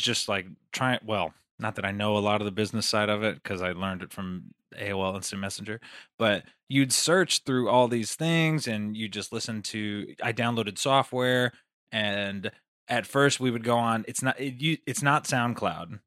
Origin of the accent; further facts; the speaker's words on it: Las Vegas, Nevada, United States; also born or lived in Queens, New York; I'm from Las Vegas, Nevada